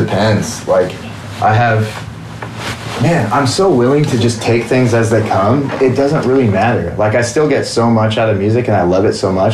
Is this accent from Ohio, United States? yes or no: no; Washington, United States; I grew up in Washington